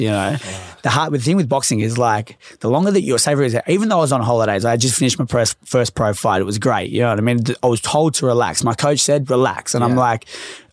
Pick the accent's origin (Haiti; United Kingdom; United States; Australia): Australia; Melbourne, Victoria; So I grew up in Laverton and obviously in the west side of Melbourne.